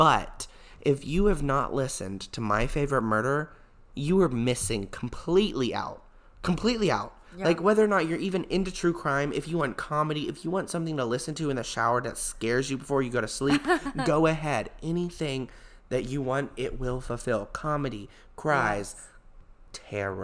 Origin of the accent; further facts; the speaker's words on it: Alabama, United States; we're from Alabama